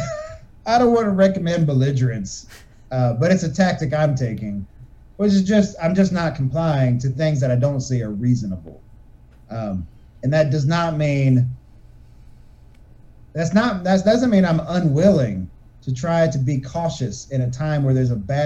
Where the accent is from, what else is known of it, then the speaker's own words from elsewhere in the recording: United States; I'm an American